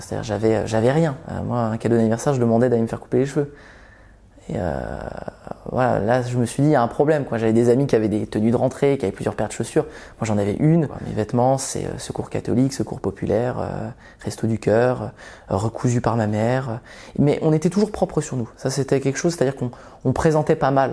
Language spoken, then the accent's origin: French; Vendée, Pays de la Loire, France; also born or lived in Belgium; j'ai grandi, j'ai grandi d'abord en Belgique et on est arrivé autour de mes une dizaine d'années, quand j'avais une dizaine d'années, on est arrivé en Vendée, donc un milieu très rural.